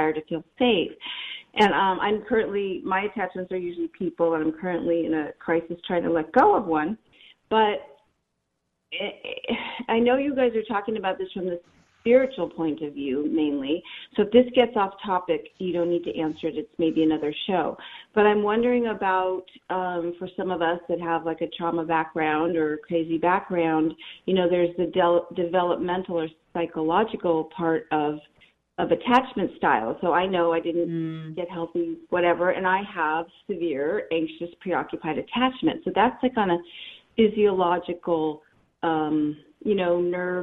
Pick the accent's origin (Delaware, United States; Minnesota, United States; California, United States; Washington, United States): California, United States; Los Angeles; now in San Diego, United States; I'm from LA normally, but I now am in San Diego, California